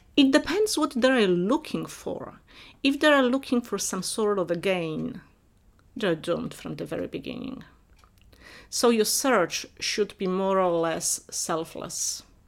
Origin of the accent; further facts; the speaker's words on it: Silesian Voivodeship, Poland; moved away; I grew up in Poland, but in not in main part of Poland, but in Upper Silesia, where different traditions, uh, Polish, German, Czech, and Silesians mixed.